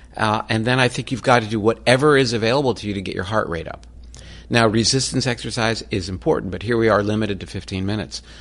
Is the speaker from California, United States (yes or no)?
no; Florida, United States; I grew up in Florida